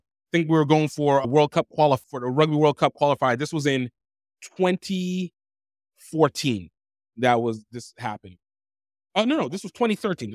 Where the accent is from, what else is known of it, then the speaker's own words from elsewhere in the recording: Baton Rouge, Louisiana, United States; also born or lived in Pennsylvania / Iowa; now in Brazil; I was born in Pennsylvania. I was raised in Iowa and then subsequently raised again in Louisiana. Baton Rouge is happened to be a place I call, well, call home the most because it's the place I lived the longest